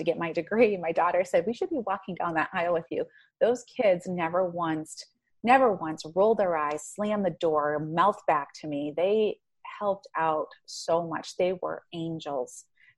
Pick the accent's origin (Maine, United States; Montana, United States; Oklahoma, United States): Maine, United States; moved away; I'm from Maine. I'm from Maine. There's and nothing just, to do up there but make babies and drink.